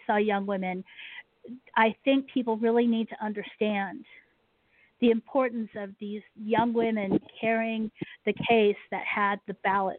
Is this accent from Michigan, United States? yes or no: no; Washington, District of Columbia, United States; I was born mm-hmm. in Joint Base Andrews is what it's called now, but Andrews Air Force Base, which is there in Washington, D.C.